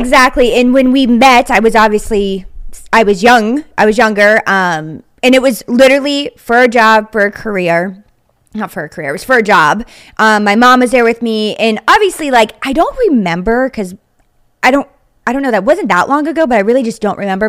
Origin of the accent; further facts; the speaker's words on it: Wintersville, Ohio, United States; now in Pittsburgh, United States; I actually grew up in Wintersville, Ohio, which is like the village inside of Steubenville